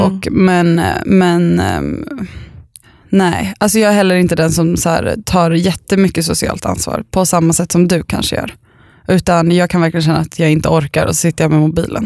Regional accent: Östervåla, Uppsala County, Sweden; där jag bodde när jag var liten i Östervåla

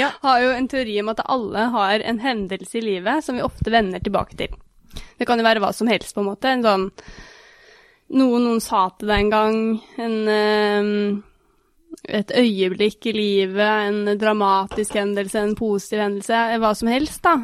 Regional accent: Norway; also born or lived in United States; som nordmann

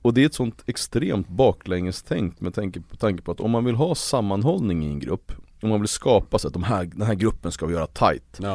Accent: Uppsala, Uppsala County, Sweden; Det står Gottsunda i mitt pass och där växte jag upp

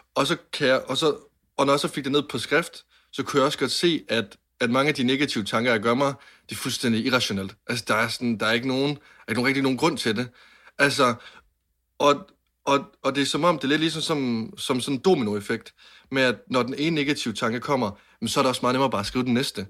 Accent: Varde, Southern Denmark, Denmark; jeg var 10-11 år gammel, og jeg sidder inde på mit øh, drengeværelse hjemme i Varde

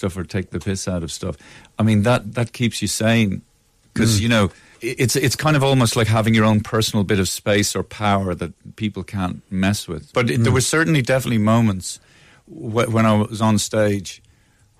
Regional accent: Dublin, Leinster, Ireland

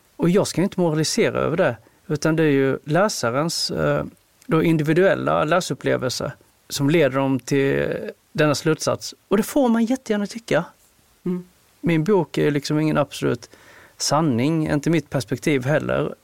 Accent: Sölvesborg, Blekinge, Sweden; born or raised there; moved away as an adult; also born or lived in South Korea; now in Stockholm, Sweden

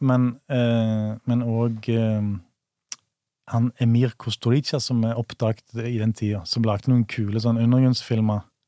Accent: Bryne, Rogaland, Norway; also born or lived in Stord; mine foreldre som, fl som flytta til Bryne, da. Ja. På Jæren. Og, og, der har jeg jo vokst opp, da.

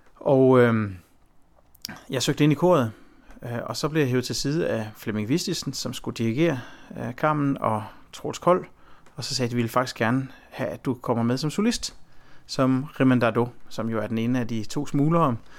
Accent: Herning, Central Denmark Region, Denmark; min egen baggrund er jo, at jeg er født i Midtjylland, og det er et område øh, omkring Herning

